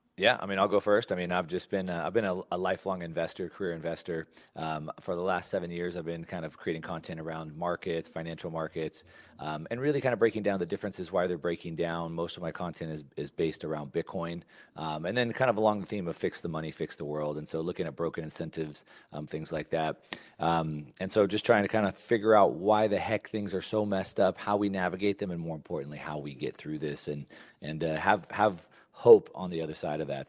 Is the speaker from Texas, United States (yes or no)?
yes; Texas, United States; a kid growing up in Texas